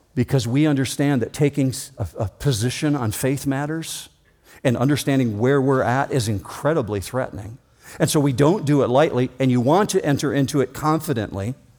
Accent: Muskegon, Michigan, United States; My birth certificate says that I was born in Muskegon County at Hackley Hospital.

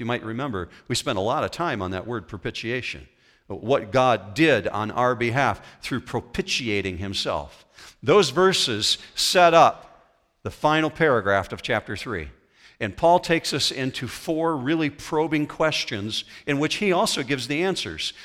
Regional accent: west coast of Michigan, United States; I grew up on the west coast of Michigan. I grew up on Lake Michigan shoreline

